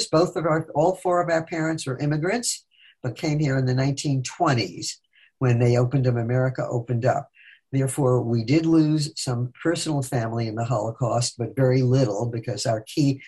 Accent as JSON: {"language": "English", "town": "New York City", "region": "New York", "country": "United States", "tie": "born or raised there", "also_born_or_lived": "England / Sweden / Italy", "moved": "as an adult", "lives_now": "Detroit, United States", "said": "I grew up in Brooklyn, New York. And moved to Detroit in 1964"}